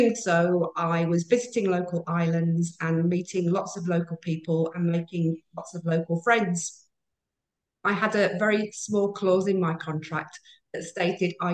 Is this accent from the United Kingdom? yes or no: yes; United Kingdom; moved away as an adult; now in Maldives; I do originate from the UK, and I spent almost 30 years in retail in the UK.